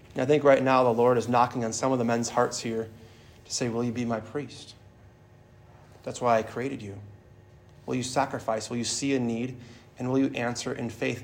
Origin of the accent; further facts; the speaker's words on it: Milwaukee, Wisconsin, United States; I'm originally from the Archdiocese of Milwaukee